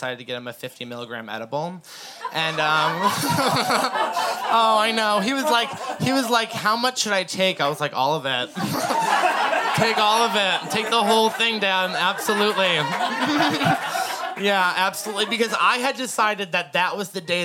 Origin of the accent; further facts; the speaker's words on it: Massachusetts, United States; moved away as an adult; now in Portland, United States; My family is visiting me from Massachusetts. We're from the East Coast.